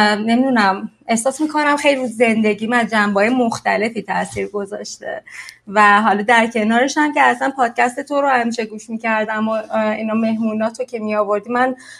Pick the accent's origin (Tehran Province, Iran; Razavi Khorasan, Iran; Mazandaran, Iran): Mazandaran, Iran; Sari; now in Mexico; من ساری دنیا آمدم و ساری بزرگ شدم شمال ایرانه